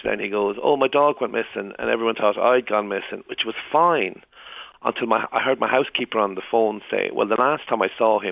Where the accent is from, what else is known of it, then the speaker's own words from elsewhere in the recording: Limerick, Munster, Ireland; I'm from Limerick.